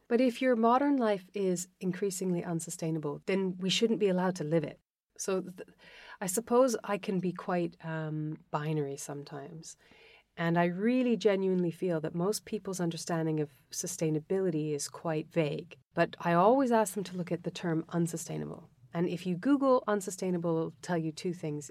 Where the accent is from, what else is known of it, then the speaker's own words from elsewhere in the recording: Western Canada, Canada; moved away; I was born in Western Canada. I had an amazing education, an unbelievable family